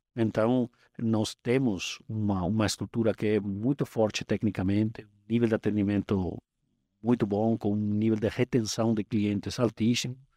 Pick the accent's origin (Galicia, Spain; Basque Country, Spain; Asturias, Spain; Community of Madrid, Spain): Community of Madrid, Spain; Madrid; Portuguese is a second language; moved away as an adult; also born or lived in United States; now in Brazil; eu sou espanhol, é, nasci em Madrid